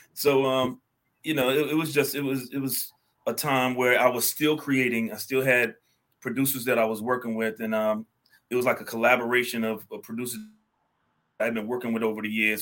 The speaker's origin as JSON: {"language": "English", "town": "Raleigh", "region": "North Carolina", "country": "United States", "tie": "born or raised there", "also_born_or_lived": "New York", "moved": "as an adult", "said": "born and bred in Raleigh, North Carolina."}